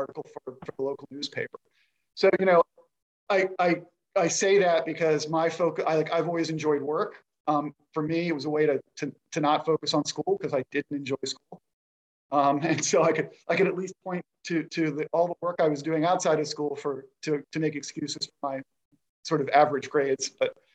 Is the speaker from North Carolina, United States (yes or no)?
no; Rockville, Maryland, United States; I grew up in the area. I'm a DC local, which is rare. I grew up in Rockville, Maryland